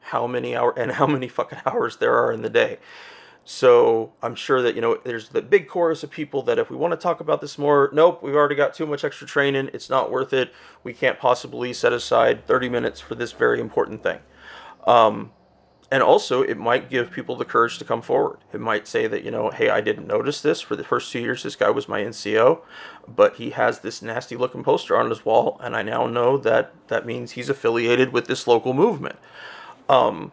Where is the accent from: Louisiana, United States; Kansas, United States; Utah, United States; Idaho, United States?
Idaho, United States; Coeur d'Alene; moved away; where I used to live in Idaho, I was born in Coeur d'Alene, Idaho